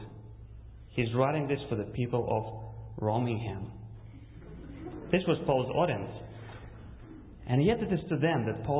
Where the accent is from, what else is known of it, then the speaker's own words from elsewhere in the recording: Russia; English is a second language; moved away; also born or lived in Kazakhstan; I was born in Kazakhstan, and when I was 4, my family immigrated to Russia